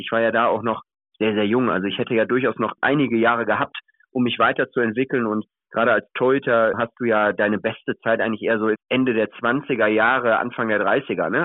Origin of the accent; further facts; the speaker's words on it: Wuppertal, North Rhine-Westphalia, Germany; ich bin aus Wuppertal, also ich komme gebürtig aus Wuppertal, habe damals angefangen, Handball zu spielen in der Jugend bei der TG Kronenberg